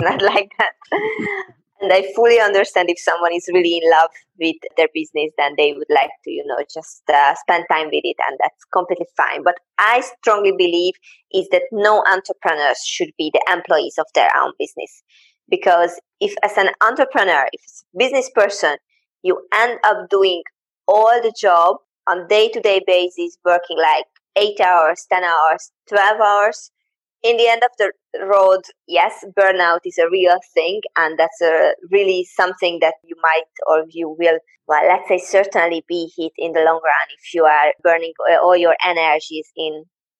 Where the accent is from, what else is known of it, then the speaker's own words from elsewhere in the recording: Hungary; I'm from Hungary and I am there right now.